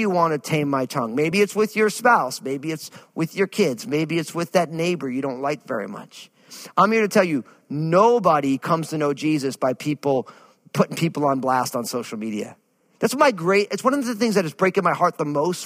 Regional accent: New Jersey, United States; I remember growing up where I grew up in New Jersey

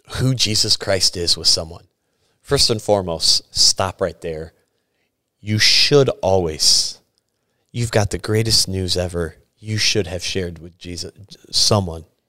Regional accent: Sturgis, United States; moved away; I am from Sturgis. This was my church I grew up

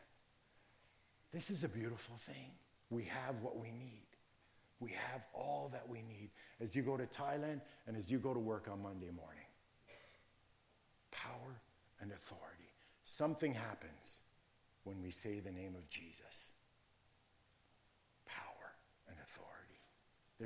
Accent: Virgil, Ontario, Canada; when I was growing up in the Virgil area, Niagara area

